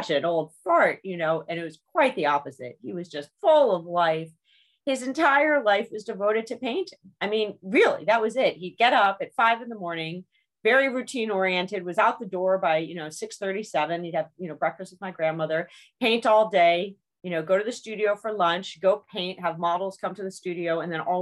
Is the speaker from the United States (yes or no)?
yes; New York City, New York, United States; I grew up in New York City.